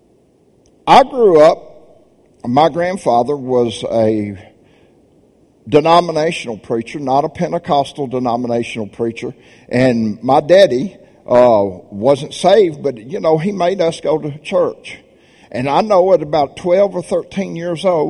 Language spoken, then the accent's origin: English; Birmingham, Alabama, United States; I'm from Birmingham, Alabama. I'm a good Southern boy